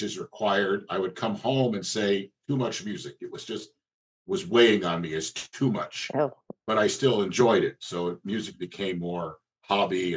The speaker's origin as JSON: {"language": "English", "region": "New Jersey", "country": "United States", "tie": "born or raised there", "also_born_or_lived": "Western Pennsylvania", "moved": "as an adult", "said": "where I grew up in New Jersey"}